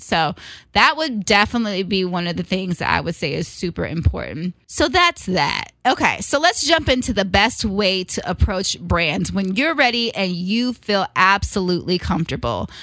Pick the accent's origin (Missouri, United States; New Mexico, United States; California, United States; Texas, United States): California, United States; Richmond; coming from a city that we're from Richmond, California